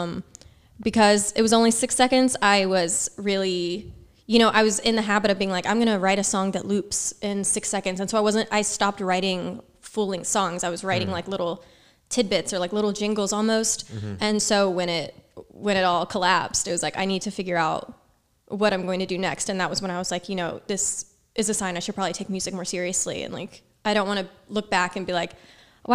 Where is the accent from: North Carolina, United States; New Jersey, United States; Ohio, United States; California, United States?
North Carolina, United States; Charlotte; moved away as an adult; now in New York City, United States; I was born and raised in North Carolina